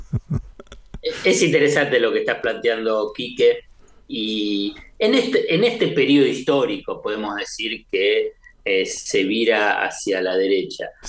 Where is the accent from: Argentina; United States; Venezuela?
Argentina; Buenos Aires; como porteño de la Ciudad de Buenos Aires